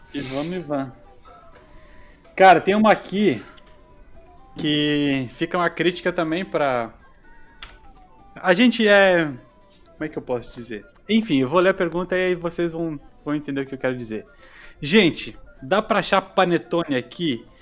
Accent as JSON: {"language": "Portuguese", "town": "Florianópolis", "region": "Santa Catarina", "country": "Brazil", "also_born_or_lived": "Recife", "moved": "yes", "lives_now": "Sweden", "said": "Quando eu morei no Nordeste, eu, eu morei em Recife e falava, sou de, de Floripa, sou de Santa Catarina"}